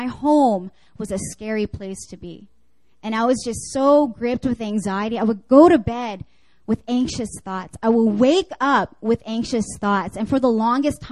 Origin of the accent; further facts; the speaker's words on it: Canada; moved away; I grew up actually in Canada